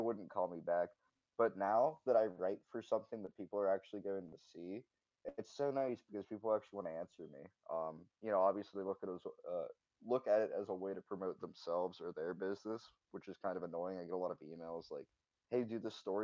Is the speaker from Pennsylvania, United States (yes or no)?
yes; Pennsylvania, United States; moved away as an adult; now in Ohio, United States; my family actually, you know, moved to Ohio despite growing up in Pennsylvania.